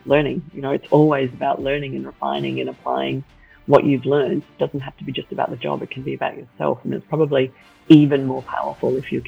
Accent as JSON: {"language": "English", "town": "Melbourne", "region": "Victoria", "country": "Australia", "tie": "born or raised there", "also_born_or_lived": "Scotland / Southern Africa", "said": "So I was born in Scotland. We then moved to Southern Africa. My brother was born there. And then we moved to Melbourne. My mum is Australian, my dad is Scottish. So then started schooling in Melbourne."}